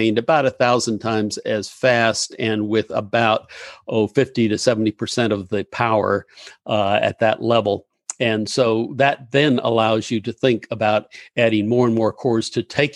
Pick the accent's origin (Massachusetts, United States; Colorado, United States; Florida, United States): Florida, United States; Gainesville; also born or lived in Pittsburgh, Pennsylvania; I grew up in Gainesville